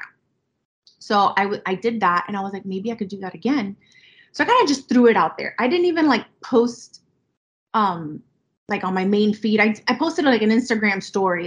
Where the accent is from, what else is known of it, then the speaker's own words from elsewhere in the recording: Miami, Florida, United States; my mom is Colombian, my dad is Cuban, and I was born and raised here in Miami